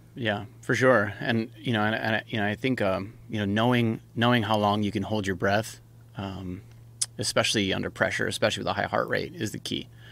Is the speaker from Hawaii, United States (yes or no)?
yes; Hawaii, United States; I was born and raised in Hawaii. That's, that's where I grew up surfing.